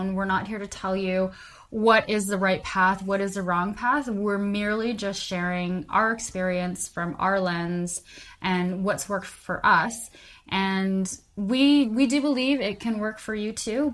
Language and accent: English; Calgary, Alberta, Canada; now in Vancouver, Canada; I'm originally from Calgary, Alberta, Canada